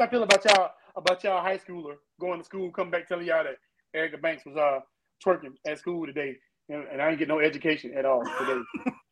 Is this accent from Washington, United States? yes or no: no; Pensacola, Florida, United States; I'm from Pensacola